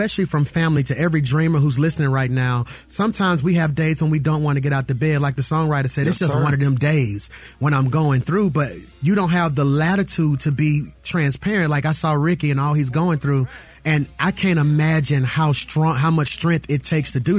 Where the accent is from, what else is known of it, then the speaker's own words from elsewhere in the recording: Birmingham, Alabama, United States; to grow up in a city, yes, Birmingham, Alabama